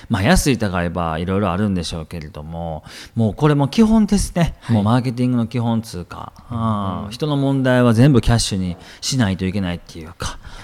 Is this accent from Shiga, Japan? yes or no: yes; Shiga, Japan; moved away; 自分のふるさとの滋賀県